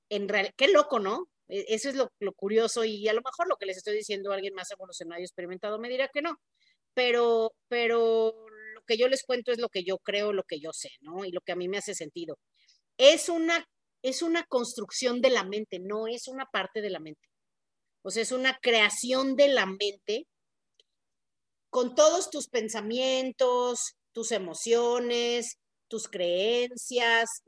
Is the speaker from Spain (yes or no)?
no; Mexico; Pues yo soy mujer, soy mexicana, soy hija de tal y cual, me tal cosa, eh, soy católica, soy así, ¿no?